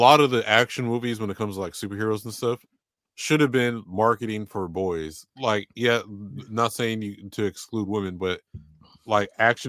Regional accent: San Diego, California, United States; moved away; So I'm from San Diego originally.

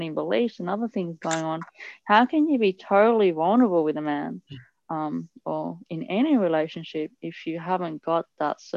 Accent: Italy; I grew up in Italy.

